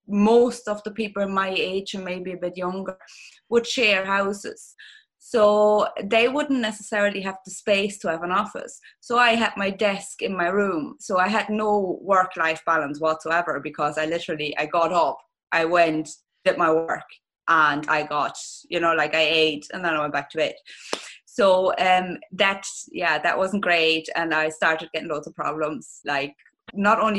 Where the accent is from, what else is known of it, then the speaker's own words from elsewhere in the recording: Germany; accent: German; English is a second language; moved away as an adult; now in Ireland; You're going to probably hear with my accent that I'm originally German